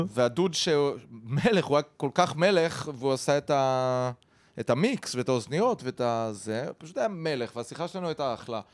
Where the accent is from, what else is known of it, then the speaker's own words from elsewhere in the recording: Haifa, Haifa District, Israel; היינו כחיפאים, ארבעתנו